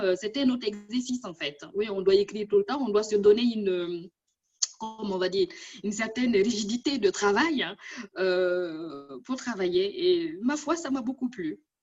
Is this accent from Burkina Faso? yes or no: yes; Burkina Faso; moved away as an adult; now in France; j'ai quitté mon pays natal depuis 20 ans, une vingtaine d'années, mais mon cœur y est toujours là-bas